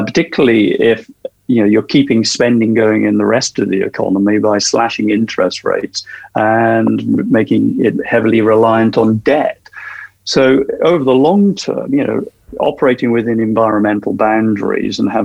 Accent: South Wales, United Kingdom; my hometown in South Wales

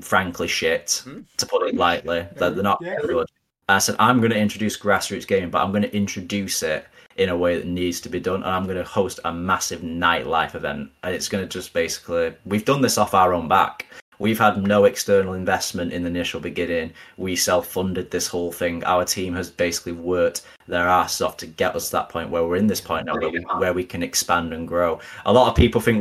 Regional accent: Manchester, North West England, United Kingdom; I'm a Mancunian through and through, and I'm super proud. I love my city.

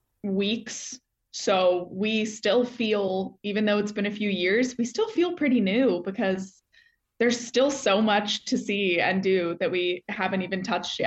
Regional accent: Houston, Texas, United States; moved away as an adult; also born or lived in Oklahoma City, Oklahoma; now in Chicago, United States; born and raised in Houston, Texas, proudly. I love it there.

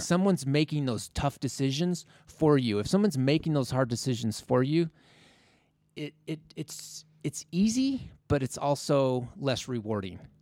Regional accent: Logan, Utah, United States; I grew up in Logan, spent a lot of time in Logan

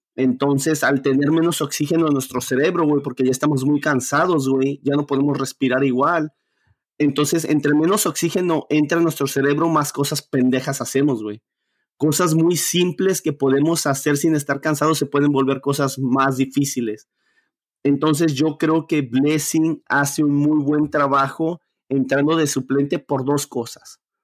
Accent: Mexico; yo como latino, yo como mexicano

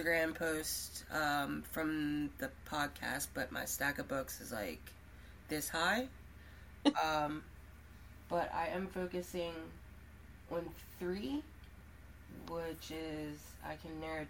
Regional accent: Baltimore, Maryland, United States; I'm from Baltimore, Maryland.

